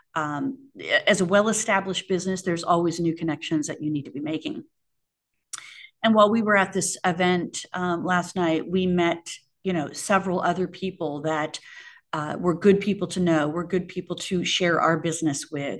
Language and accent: English; Arizona, United States; growing up in Arizona